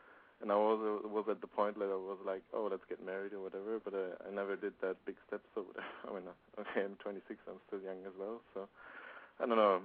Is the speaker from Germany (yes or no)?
yes; Germany; I'm from Germany.